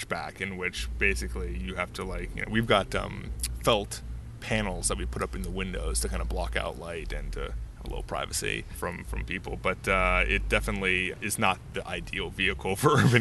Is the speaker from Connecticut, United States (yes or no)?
yes; Connecticut, United States; moved away as an adult; now in Los Angeles, United States; I'm from Connecticut, and we have got snow